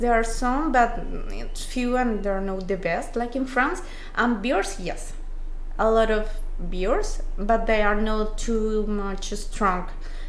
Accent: Bogotá, Bogotá Capital District, Colombia; English is a second language; moved away; because I'm from Bogota.

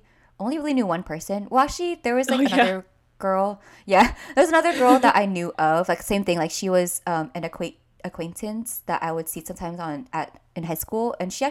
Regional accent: California, United States; especially because I was from NorCal, or am from NorCal.

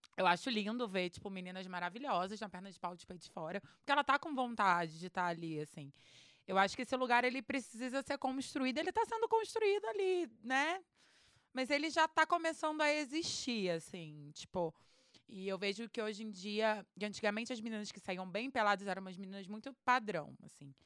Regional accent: Rio de Janeiro, Brazil; eu sou do Rio

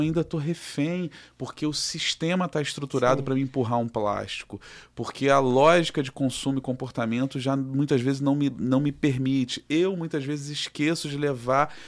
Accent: Rio de Janeiro, Brazil; aqui do Rio de Janeiro, somos do Rio.

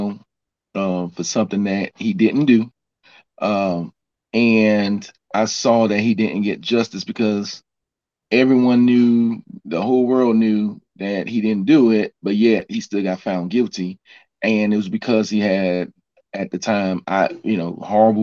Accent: Miami, Florida, United States; moved away as an adult; also born or lived in Atlanta; I was raised in Miami, Florida

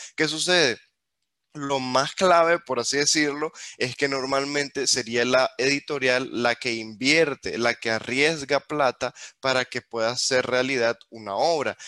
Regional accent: Nicaragua; nosotros como nicaragüenses crecimos sin tantas oportunidades

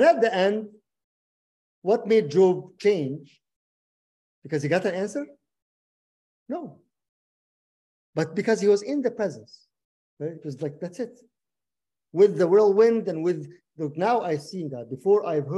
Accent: Egypt; I'm Egyptian

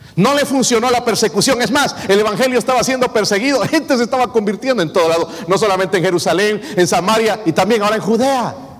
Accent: Bolivia; moved away; allá en mi país

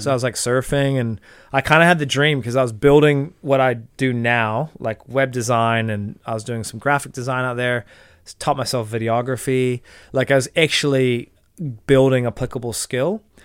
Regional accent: Marin County, California, United States; moved away as an adult; now in New Zealand; growing up in Marin County, you're growing up in this like affluent, um, you know, progressive Californian

